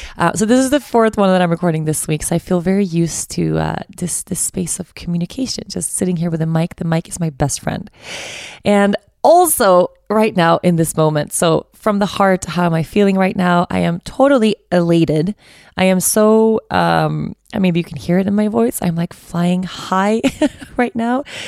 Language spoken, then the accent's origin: English; Stockholm, Stockholm County, Sweden; I'm from Stockholm, so I know the city really well